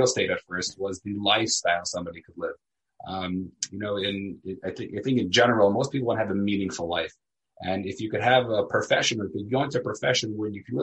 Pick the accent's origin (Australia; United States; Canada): United States; New York City, New York; also born or lived in Elizabeth, New Jersey / Israel; I grew up in Staten Island, New York